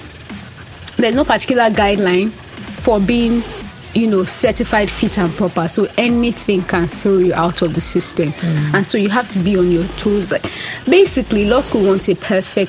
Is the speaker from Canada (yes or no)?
no; Nigeria; I'm Nigerian